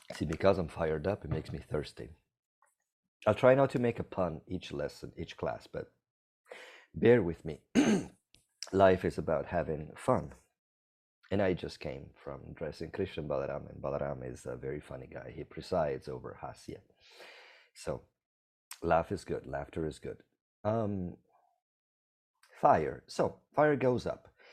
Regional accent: Italy; now in Costa Rica; I'm from Italy.

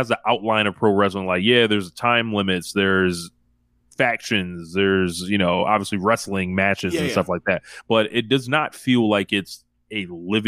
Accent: United States; we're American

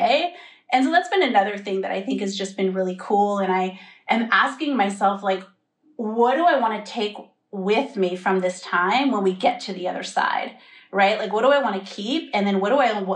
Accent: Bay Area, California, United States; moved away as an adult; brought me back home because I'm from the Bay Area

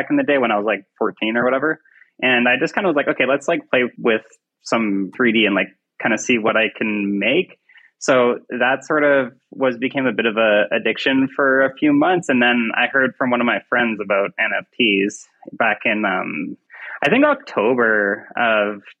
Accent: Canada; I am an artist from Canada

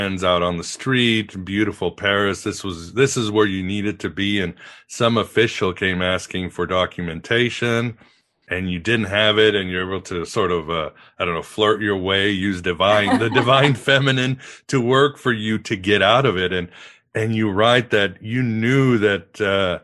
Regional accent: Mexico; I grew up in Mexico

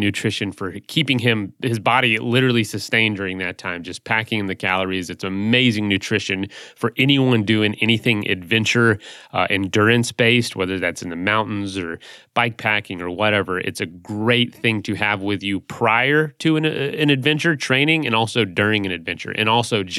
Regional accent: Florida, United States; I'm from Florida

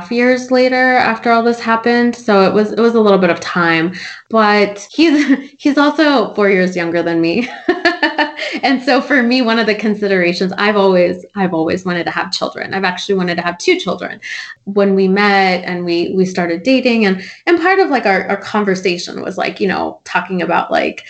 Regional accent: United States; growing up in America, by being part of the American culture

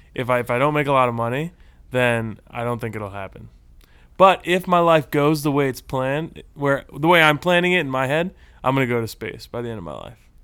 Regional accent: Texas, United States; now in Southern California, United States; I'm a native Texan. I was born in Texas

